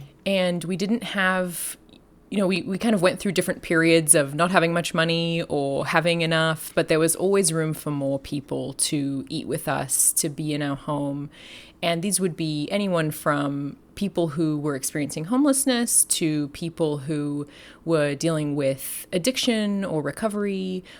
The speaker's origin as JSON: {"language": "English", "country": "Australia", "also_born_or_lived": "London, United Kingdom / Southern California, United States", "moved": "as an adult", "lives_now": "Fullerton, United States", "said": "I'm from Australia. I am the descendant of convicts, and I have also lived in London"}